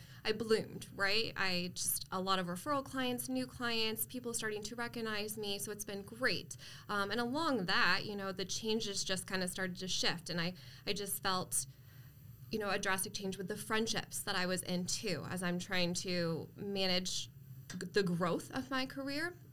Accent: East Coast, United States; moved away as an adult; now in Arizona, United States; I am originally from the East Coast, so I've been in Arizona about 7 years now

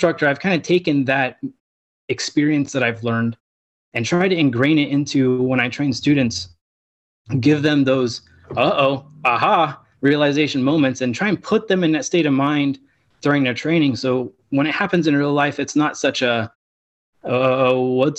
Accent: Southern California, United States; I was born and raised in Southern California

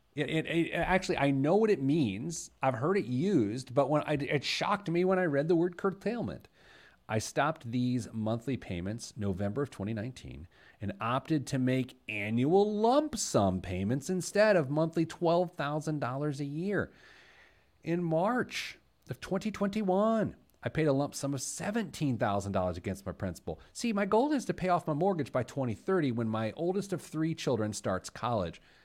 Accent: Speedway, Indiana, United States; I was born at Methodist Hospital in Indianapolis, but I grew up in Speedway

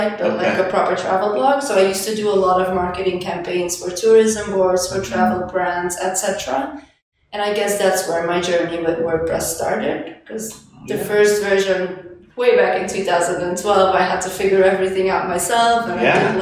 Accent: Belgium; moved away as an adult; now in Lisbon, Portugal; I'm from Belgium originally, but I moved to Lisbon 2 years ago.

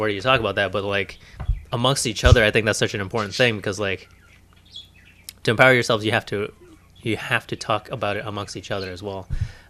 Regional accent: Brooklyn, New York, United States; born there; I was born in Brooklyn, okay?

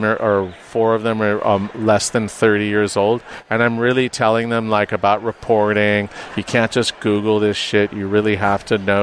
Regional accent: Los Angeles, California, United States; moved away; I was born and raised in Los Angeles

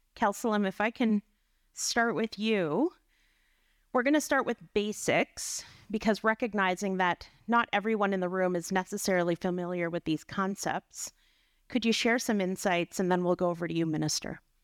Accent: Dokis First Nation, Ontario, Canada; I'm from Doe Keys First Nation with relations in Nipissing First Nation.

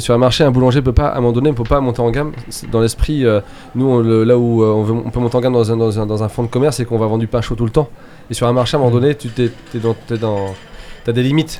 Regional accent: Laval, Mayenne, Sarthe, Pays de la Loire, France; now in Nantes, France; Alors je suis mayennais, je suis né à Laval. Après je suis parti en courant. Euh, et puis après j'étais dans la Sarthe

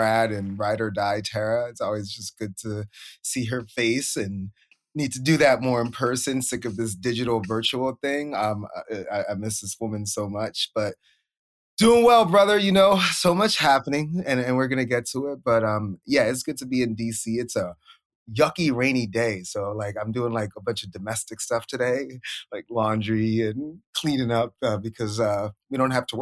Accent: Sierra Leone; We are from Sierra Leone in West Africa

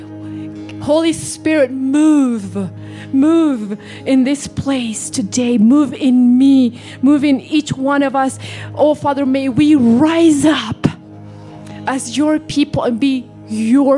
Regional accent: Venezuela; now in United States; I remember what it was like as a kid in Venezuela. I grew up there.

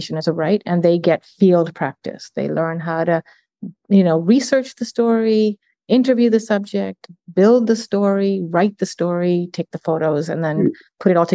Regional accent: Uganda; now in Canada; I'm from Uganda

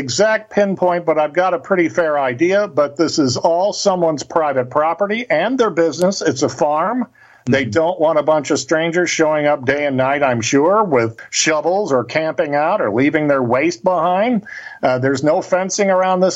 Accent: Cape Girardeau, Missouri, United States; That's where Cape Girardeau is, my hometown, on the banks of the Mississippi River

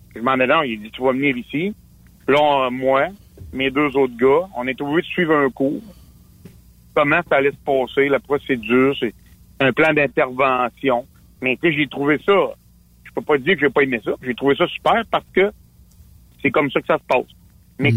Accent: Quebec, Canada; on est tous des Québécois, on est tous des Canadiens

